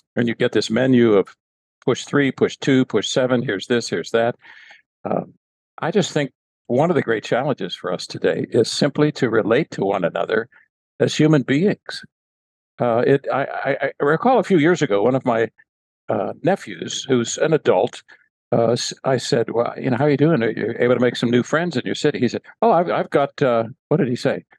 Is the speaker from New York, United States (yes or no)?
no; Pittsburgh, Pennsylvania, United States; I grew up in Western Pennsylvania, Pittsburgh, Pennsylvania